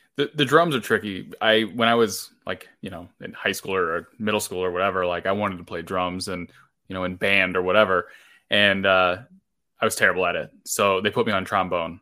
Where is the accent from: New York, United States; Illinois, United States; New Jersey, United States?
Illinois, United States; I come from such a small town in Illinois that there was no concerts around me ever